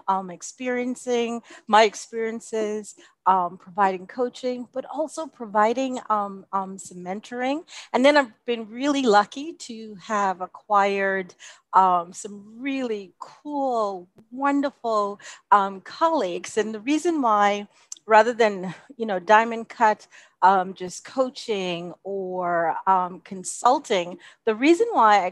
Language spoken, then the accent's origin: English; Bahamas; also born or lived in United States / Canada / Jamaica; now in United Arab Emirates; my home country of the Bahamas